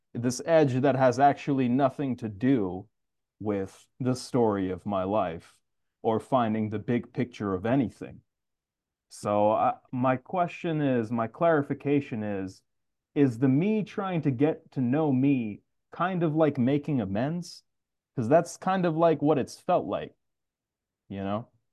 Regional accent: New York City, New York, United States; I'm actually from Queens

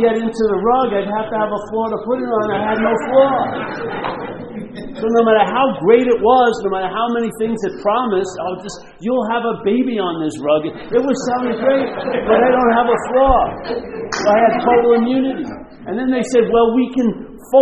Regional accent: Long Island, New York, United States; I grew up in Long Island

